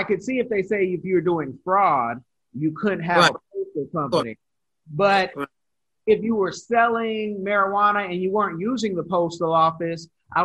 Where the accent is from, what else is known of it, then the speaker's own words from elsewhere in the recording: California, United States; moved away as an adult; also born or lived in Louisiana / Texas; now in South Florida, United States; I'm from California